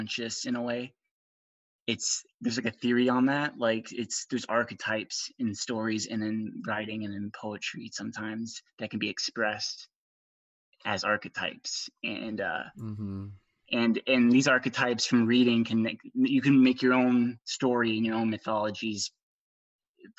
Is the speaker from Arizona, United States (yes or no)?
yes; Arizona, United States; I'm 20 years old. I'm from Arizona.